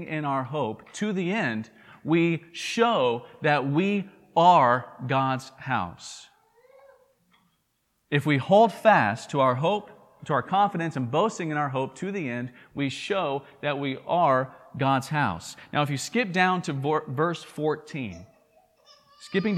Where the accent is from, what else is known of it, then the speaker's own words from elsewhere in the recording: Tennessee, United States; accent: southern drawl; if you're from Tennessee, where I'm from